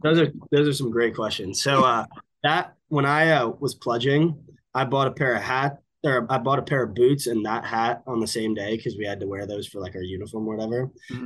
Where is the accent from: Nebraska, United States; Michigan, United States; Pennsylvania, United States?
Pennsylvania, United States; Villanova; also born or lived in California / Boston, Massachusetts; now in Texas, United States; I grew up probably probably about an hour from you if you're in northern New Jersey in Villanova, Pennsylvania